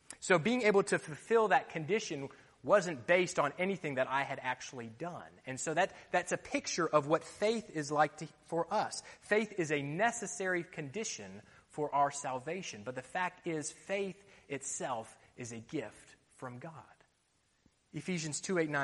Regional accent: Florida, United States; moved away; When I was growing up in the States, I liked to play football

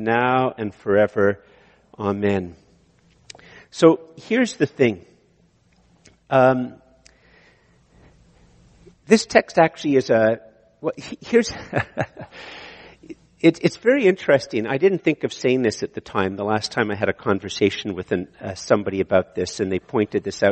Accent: Canada; I'm a Canadian

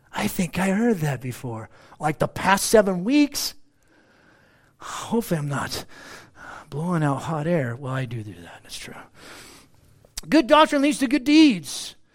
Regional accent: United States; I'm an American

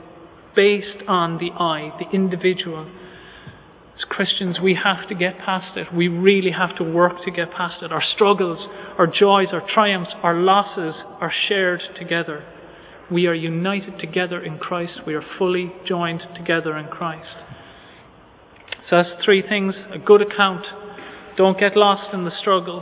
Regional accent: Ireland; as Irish people

